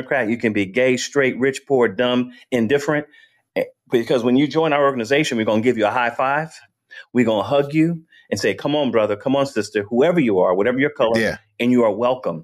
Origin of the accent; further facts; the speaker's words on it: Vallejo, California, United States; moved away as an adult; now in Georgia, United States; in Vallejo, in my neighborhood, they had guns there